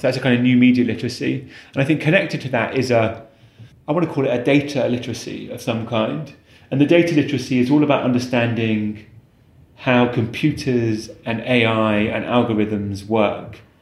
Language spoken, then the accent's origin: English; Warwickshire, West Midlands, United Kingdom; moved away; also born or lived in London; a lovely primary school in the countryside where I grew up in Warwickshire